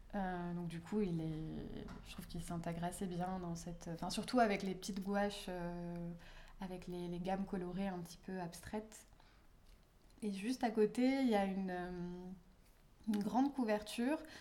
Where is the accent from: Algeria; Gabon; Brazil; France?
France; south of France; moved away; dans le sud de la France, donc euh, là où j'ai grandi et d'où je suis originaire